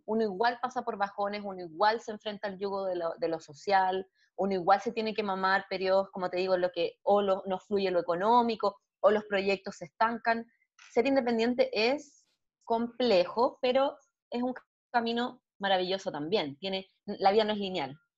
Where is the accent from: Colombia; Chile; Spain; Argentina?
Chile; estoy aquí ahora en mi país, en Chile